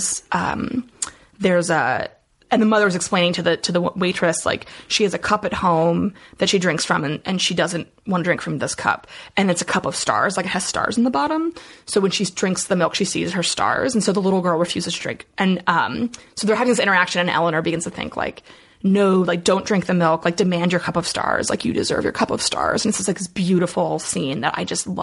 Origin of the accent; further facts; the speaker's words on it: Allentown, Pennsylvania, United States; now in Philadelphia, United States; I'm from Allentown originally.